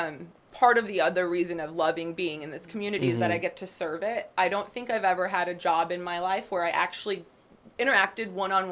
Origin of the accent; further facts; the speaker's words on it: Bogotá, Colombia; now in Waco, United States; I was born in Bogota, Colombia, mm-hmm. to a Mexican-American mom, okay. and a Colombian dad.